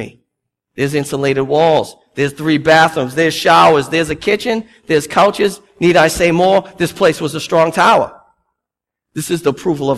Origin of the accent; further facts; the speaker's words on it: Boston, Massachusetts, United States; I'm Bostonian.